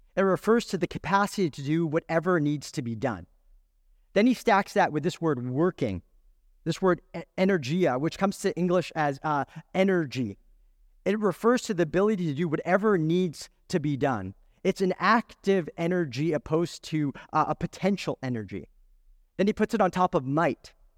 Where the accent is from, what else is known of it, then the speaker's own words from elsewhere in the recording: California, United States; I was born in California